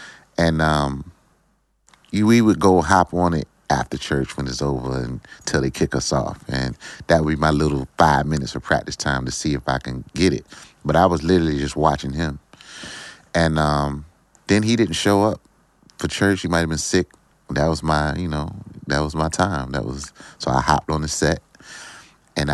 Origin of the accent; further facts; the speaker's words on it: Virginia Beach, Virginia, United States; I feel like, I was in a small neighborhood, very small neighborhood, Friendship Village.